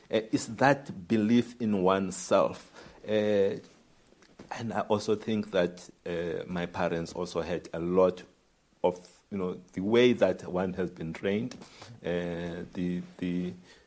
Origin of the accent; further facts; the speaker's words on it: Tabase, Eastern Cape, South Africa; I come from Tabase